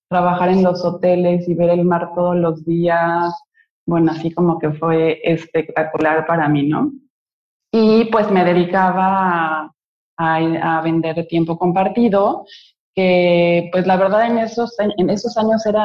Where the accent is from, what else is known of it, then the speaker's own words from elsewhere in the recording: Mexico City, Mexico; now in Cancún, Mexico; llegué hace 20 años de la Ciudad de México a Cancún, porque desde chiquita sabía que yo iba a vivir aquí.